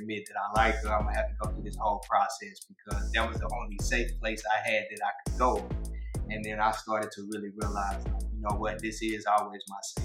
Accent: Houston, Texas, United States; I'm from Texas

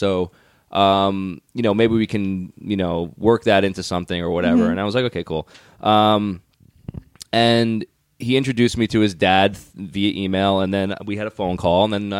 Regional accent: New York, United States; growing up in New York, kids can be mean.

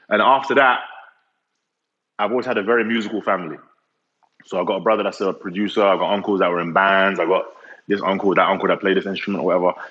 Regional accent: Nigeria; also born or lived in four different countries; I'm Nigerian, but I don't think I've I had a typical Nigerian upbringing

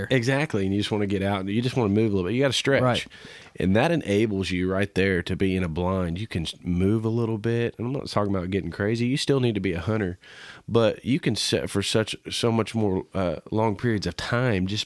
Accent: Kansas, United States; growing up in Kansas

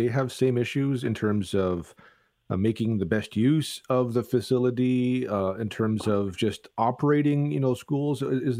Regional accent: Toronto, Ontario, Canada; now in London, Canada; All this gives me kind of flashbacks to my days growing up in Toronto.

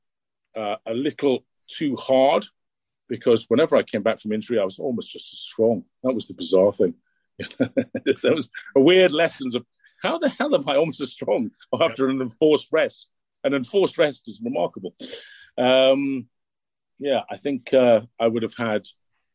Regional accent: DuBois, Pennsylvania, United States; I grew up in Pennsylvania. I was in the bowling league there as well.

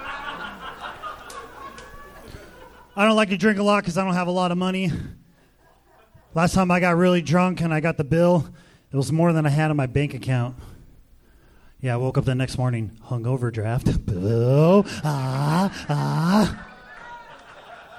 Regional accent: Southern California, United States; Growing up in Southern California

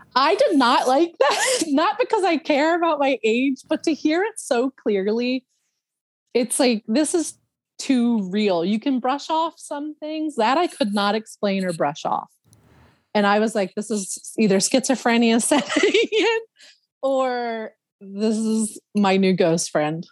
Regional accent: Philadelphia, Pennsylvania, United States; moved away; I grew up in Northeast Philadelphia

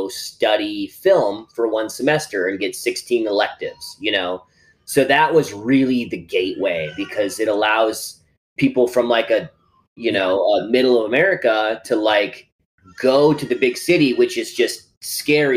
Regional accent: Howard, South Dakota, United States; moved away as an adult; also born or lived in Los Angeles; I'm from rural South Dakota, like a town of 800 people.

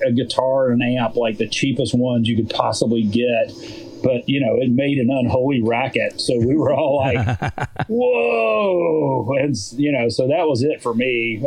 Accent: Jackson, Mississippi, United States; growing up in Jackson, Mississippi, you know, there was no original music.

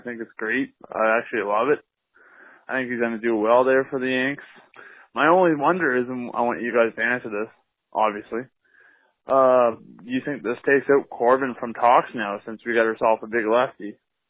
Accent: Canada; And I'm also from Canada

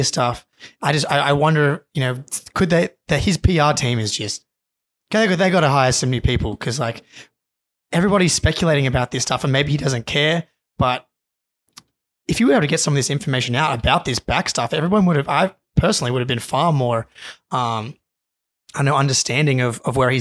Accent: Australia; as an Australian

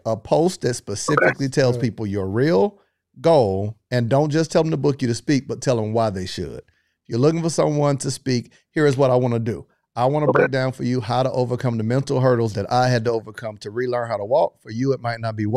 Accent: Florida, United States; I'm from Florida

